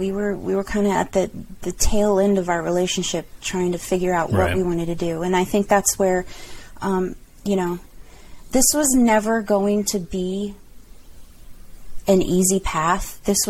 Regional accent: California, United States; I had never lived out of California, so I wanted to experience another part of the countr

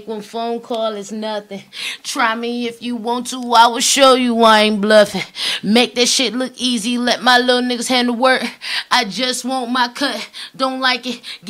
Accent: Newport News, Virginia, United States; I'm from Bad News, Virginia, 757

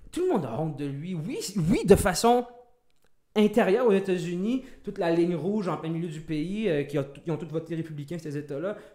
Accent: Canada; on n'est pas américain, nous, on est canadien.

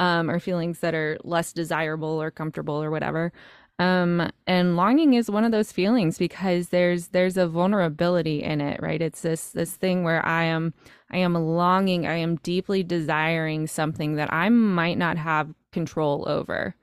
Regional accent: North Carolina, United States; moved away as an adult; now in New York, United States; I grew up in North Carolina, uh, on a farm

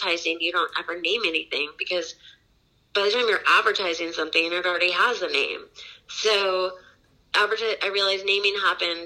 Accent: San Diego, California, United States; moved away; I live back in my hometown now of San Diego

